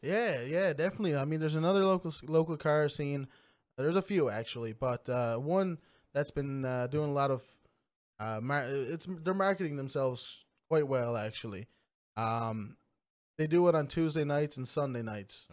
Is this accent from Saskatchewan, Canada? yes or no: no; Trepassey, Newfoundland and Labrador, Canada; also born or lived in Lima, Peru; I grew up in Trapassie. Um, small class, uh, small community